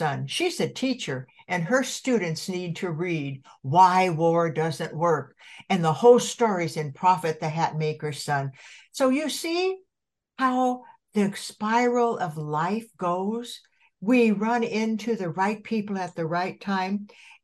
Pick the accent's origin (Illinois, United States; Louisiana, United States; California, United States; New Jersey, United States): California, United States; Santa Barbara; also born or lived in Colorado; my hometown in Santa Barbara